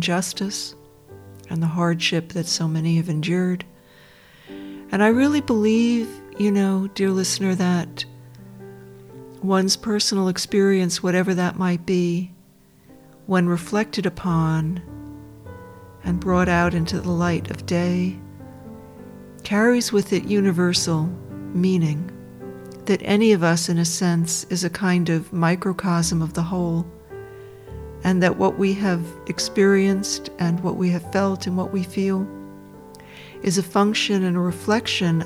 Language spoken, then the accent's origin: English; Dobbs Ferry, New York, United States; now in Australia; I was born in the United States, in a suburb of New York, a middle-class suburb for the most part, called Dobbs Ferry, on the shores of the Hudson River